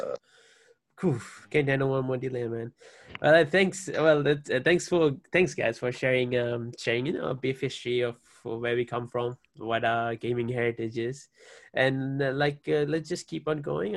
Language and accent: English; Fiji; now in Hawaii, United States; I'm from Fiji as well. I currently reside in Hawaii, but like born and raised Fiji